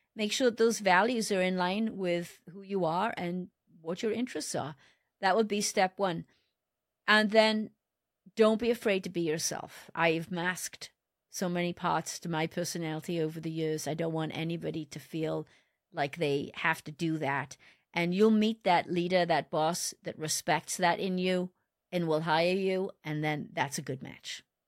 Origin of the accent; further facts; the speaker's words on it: Wales, United Kingdom; moved away as an adult; I was born in Wales, and I started my career with Botswana Automotive